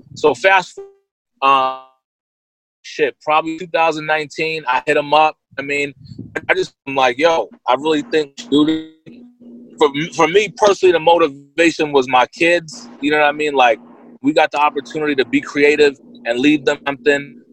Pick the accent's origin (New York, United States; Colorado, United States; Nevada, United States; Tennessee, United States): New York, United States; Yonkers; now in California, United States; I'm from Yonkers, New York. Born in New York City, raised in Yonkers.